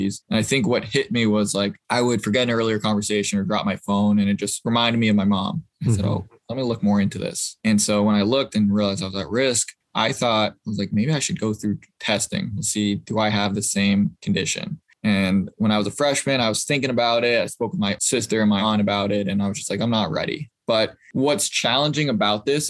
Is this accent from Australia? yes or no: no; Boston, Massachusetts, United States; I'm originally from Boston, or outside of Boston